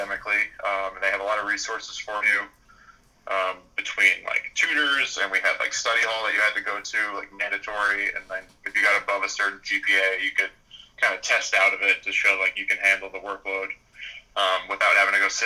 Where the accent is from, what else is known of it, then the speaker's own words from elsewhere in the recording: Long Island, New York, United States; also born or lived in Baldwin, New York / Rockville Centre, New York / Philadelphia / Brooklyn; I grew up on Long Island